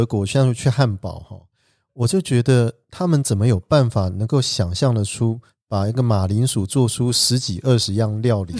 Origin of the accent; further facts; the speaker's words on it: Taiwan; also born or lived in France; 我们台湾人就觉得说，你一定要热热的才是一餐嘛，